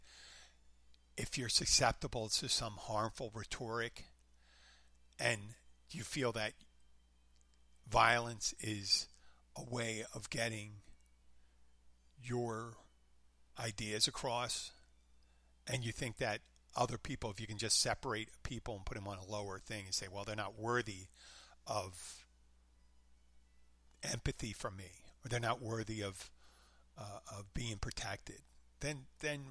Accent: Abington, Pennsylvania, United States; now in Florida Keys, United States; Philadelphia, my hometown, Abington

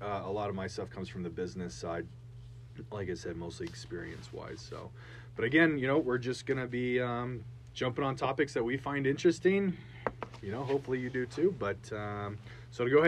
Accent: Arizona, United States; we're both actually from Arizona

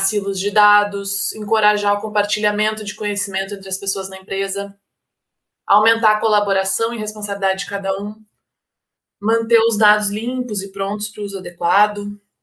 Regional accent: Porto Alegre, Rio Grande do Sul, Brazil; moved away as an adult; now in Balneário Camboriú, Brazil; eu sou gaúcha, nasci em Porto Alegre, mas hoje eu moro em Balneário Camboriú, Santa Catarina

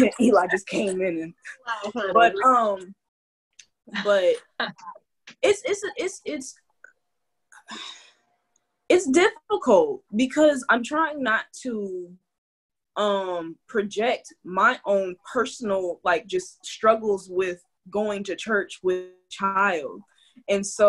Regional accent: California, United States; now in Deep South, United States; I am Californian

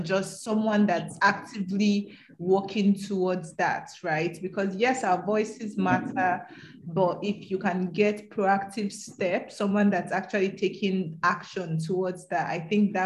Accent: the North, Northern Nigeria, Nigeria; also born or lived in Edo State; I'm from Edo State, but I grew up in the North.

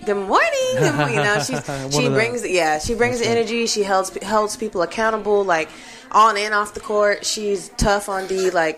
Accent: Terre Haute, Indiana, United States; moved away; Indiana. Terre Haute

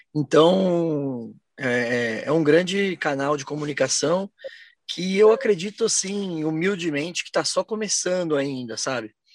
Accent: São Paulo, Brazil; Porque é a minha casa, onde eu nasci, onde estão as pessoas que eu gosto, onde estão meus amigos.

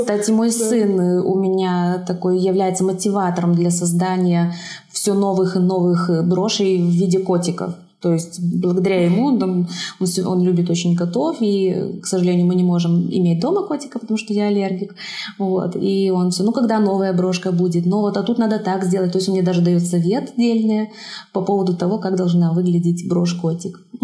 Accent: Zhabinka, Brest Region, Belarus; я родилась в Жабинке, закончила там школу

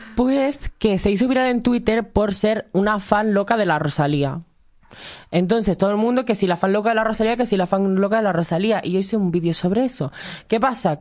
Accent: Canary Islands, Spain; moved away as an adult; now in Madrid, Spain; soy de Canarias

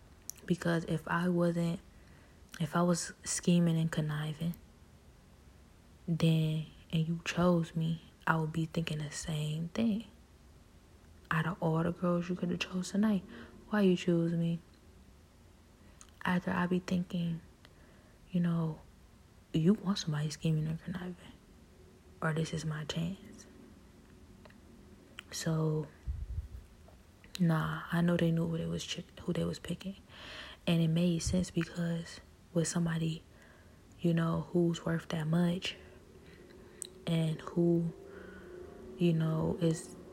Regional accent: Cleveland, Ohio, United States; I was born and raised in Cleveland.

